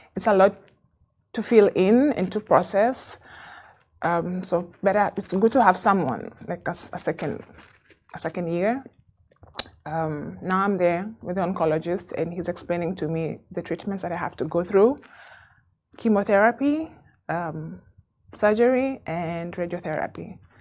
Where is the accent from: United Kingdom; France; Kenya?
Kenya; moved away as an adult; now in Dubai, United Arab Emirates; I have been in Dubai for 15 years. Um, I'm Kenyan